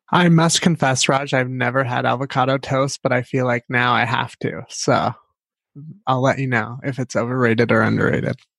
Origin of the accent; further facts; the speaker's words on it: Central Valley, California, United States; moved away as an adult; also born or lived in Seattle; growing up in California in the Central Valley